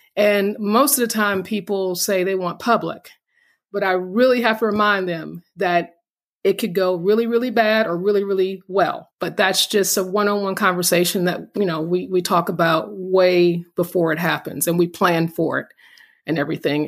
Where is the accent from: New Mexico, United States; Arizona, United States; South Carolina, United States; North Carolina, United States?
North Carolina, United States; We're North Carolina.